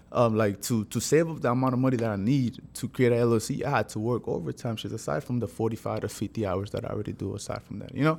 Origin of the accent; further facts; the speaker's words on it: San Pedro Sula, Cortés, Honduras; moved away; I was born in Honduras. I'm not from here, so I was born in Honduras. I'm San Pedro Sula, to be, to be, to be, to be more exact